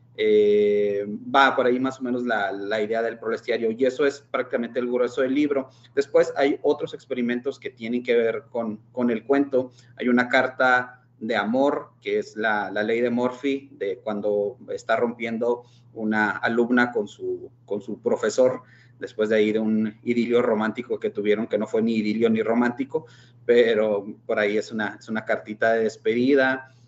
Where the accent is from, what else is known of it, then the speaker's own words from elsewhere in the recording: Mexico; nuestra formación como, como mexicanos católicos